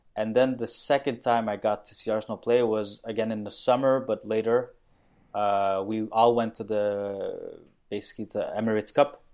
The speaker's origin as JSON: {"language": "English", "country": "Mauritius", "tie": "born or raised there", "said": "I was born in Mauritius, which is a tiny island off the east coast of Africa"}